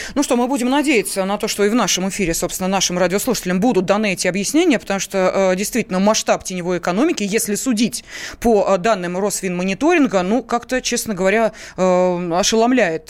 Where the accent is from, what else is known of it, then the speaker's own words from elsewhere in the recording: Tolyatti, Samara Oblast, Russia; Я сама из Тольятти